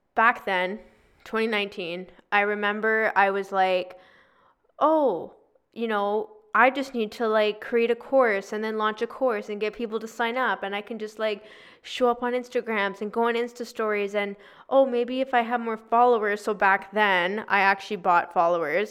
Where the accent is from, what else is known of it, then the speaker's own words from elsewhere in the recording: Victoria, British Columbia, Canada; moved away as an adult; also born or lived in Toronto / Vancouver; I'm originally from Victoria